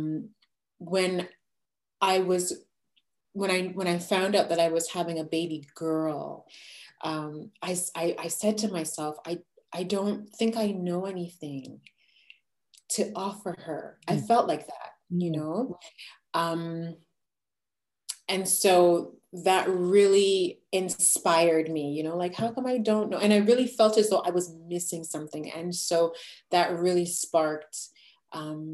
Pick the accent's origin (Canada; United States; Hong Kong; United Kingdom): Canada; Quebec; My background is where I'm from Quebec, Canada